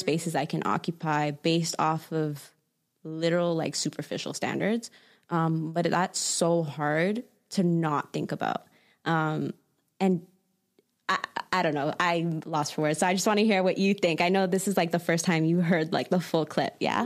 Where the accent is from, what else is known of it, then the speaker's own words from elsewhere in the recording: Toronto, Ontario, Canada; growing up in Toronto